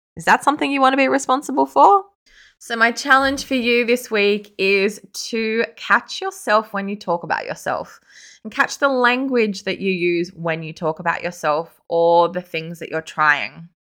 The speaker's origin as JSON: {"language": "English", "town": "Sydney", "region": "New South Wales", "country": "Australia", "said": "I am from Sydney"}